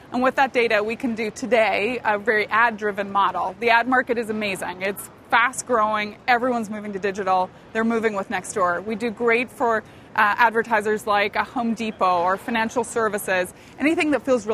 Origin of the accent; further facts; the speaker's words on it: Northern Ireland, United Kingdom; moved away; I grew up in Northern Ireland. I grew up during the Troubles, pretty tough time.